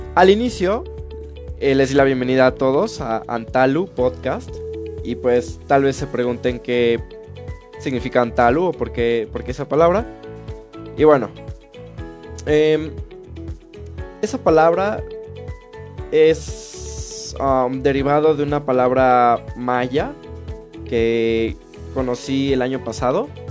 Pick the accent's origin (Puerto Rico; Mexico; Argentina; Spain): Mexico; Pachuca, Hidalgo; moved away as an adult; now in Querétaro, Mexico; yo soy de Pachuca, Hidalgo. Entonces, bueno, hace 8 años es que me vine a esta ciudad. Me vine por el estudio